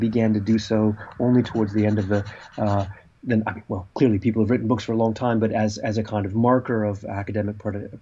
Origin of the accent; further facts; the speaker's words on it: California, United States; growing up in California in the 1970s